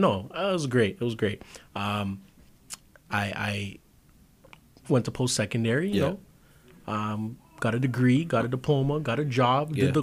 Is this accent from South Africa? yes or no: no; Mississauga, Ontario, Canada; I live in the GTA. Saga specifically.